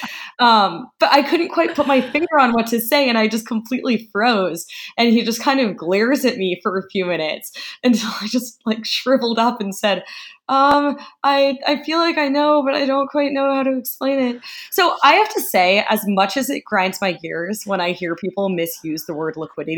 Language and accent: English; United States; I'm an American